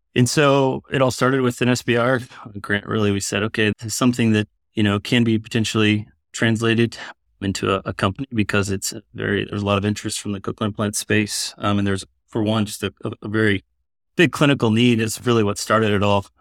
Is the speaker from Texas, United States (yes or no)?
yes; South Texas, United States; moved away as an adult; also born or lived in San Antonio, Texas / Iowa City, Iowa; now in Iowa, United States; I grew up in South Texas